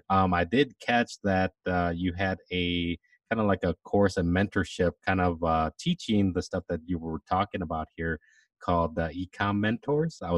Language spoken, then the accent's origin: English; Atlanta, Georgia, United States; Yeah, I'm from Atlanta, Georgia, born and raised.